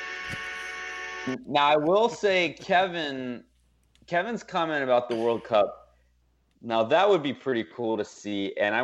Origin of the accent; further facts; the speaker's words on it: Paris, Île-de-France, France; moved away; I grew up in Paris and I lived in France for a while.